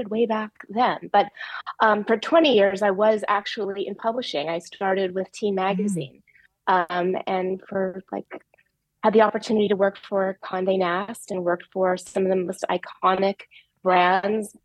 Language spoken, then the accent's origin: English; Los Angeles, California, United States; I grew up in Los Angeles